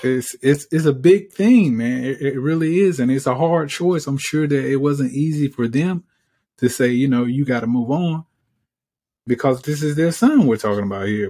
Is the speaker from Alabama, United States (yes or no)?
yes; Alabama, United States; I'm from Alabama